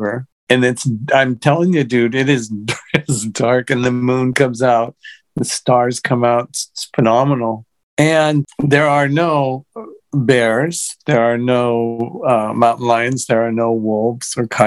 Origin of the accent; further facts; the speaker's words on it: United States; I'm from the States